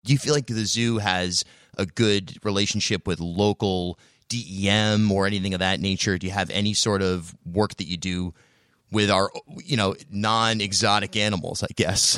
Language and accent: English; Charlestown, Rhode Island, United States; I grew up in Charlestown out in the woods and spent a lot of time hanging out with turtles